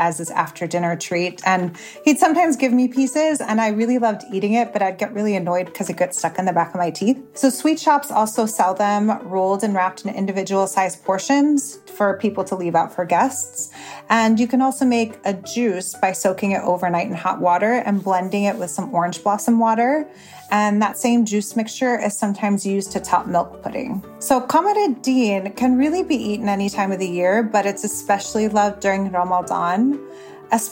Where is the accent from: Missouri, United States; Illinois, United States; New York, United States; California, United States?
Illinois, United States; Chicago; moved away as an adult; also born or lived in Syria; now in Dubai, United Arab Emirates; my family is originally from Syria and I was born and raised in the Chicagoland area